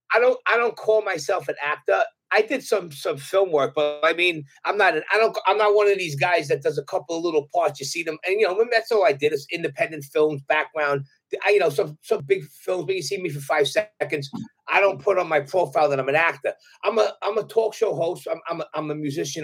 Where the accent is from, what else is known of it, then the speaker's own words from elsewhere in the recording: New York City, New York, United States; accent: Brooklyn; also born or lived in Brooklyn, New York / Jersey Shore; I was in Brooklyn till I was 12, but then my father bought some property and we, he built a house on Staten Island. So then I, I grew up there